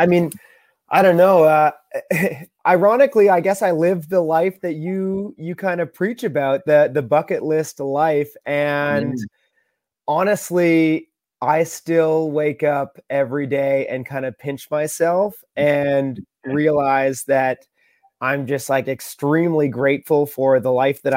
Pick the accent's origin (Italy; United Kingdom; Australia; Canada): Canada; Beachburg, Ontario; now in Rock Island, United States; I grew up in the Ottawa Valley in a really small town called Beechburg, Ontario, beside the Ottawa River, up in Canada